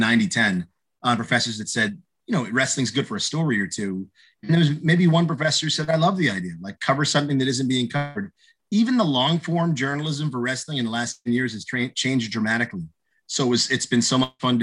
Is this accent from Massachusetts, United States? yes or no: yes; outside of Boston, Massachusetts, United States; growing up outside of Boston and loving the local teams